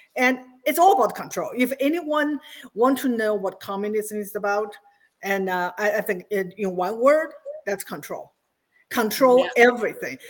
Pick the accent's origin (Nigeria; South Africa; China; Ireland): China; moved away as an adult; now in United States; I was born in Mao's China, and I spent my first 26 years there